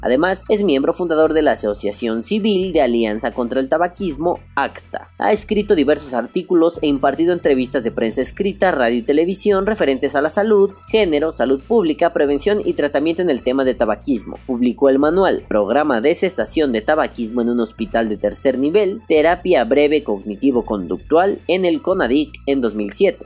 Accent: Mexico

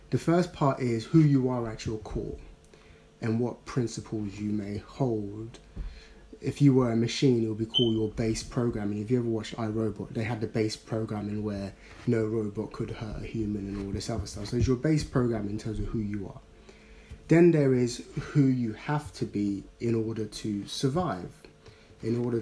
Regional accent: London, United Kingdom; Normally, if someone had said, oh, so where are you from? I would have said, I'm from South London.

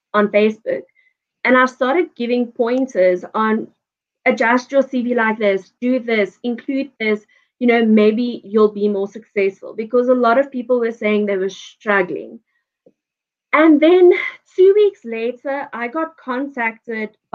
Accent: Johannesburg, Gauteng, South Africa; now in Pretoria, South Africa; I was born and raised in Joburg.

